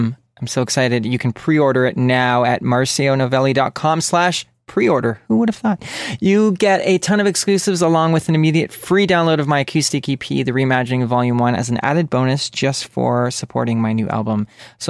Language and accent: English; Canada; from Canada